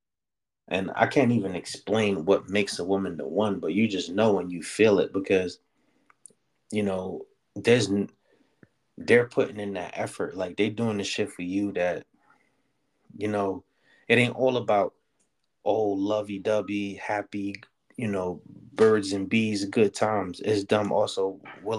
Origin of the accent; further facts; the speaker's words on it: New York City, New York, United States; growing up in the Bronx and shit, I lived on the sixth floor